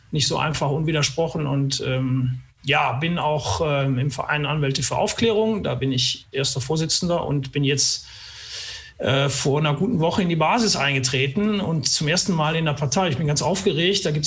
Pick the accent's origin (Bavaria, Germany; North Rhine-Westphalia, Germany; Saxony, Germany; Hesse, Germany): North Rhine-Westphalia, Germany; Cologne; Als Kölner tolerierst du das, alles gut.